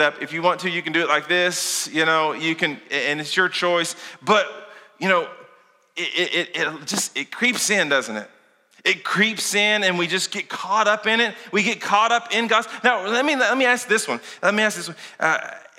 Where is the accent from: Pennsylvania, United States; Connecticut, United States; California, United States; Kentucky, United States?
Kentucky, United States; also born or lived in Lincoln County, Kentucky; I'm from Kentucky.